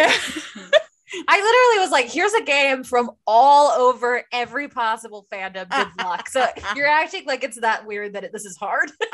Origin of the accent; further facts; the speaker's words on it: Maryland, United States; accent: Maryland; moved away; also born or lived in Baltimore; my Maryland accent